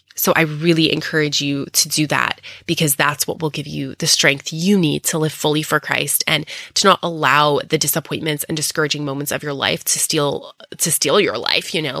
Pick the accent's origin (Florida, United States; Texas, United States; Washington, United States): Texas, United States; coming to you next time from my hometown in Texas.